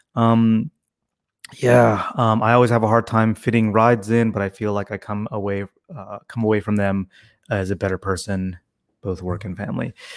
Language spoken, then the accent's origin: English; Tennessee, United States; growing up in Tennessee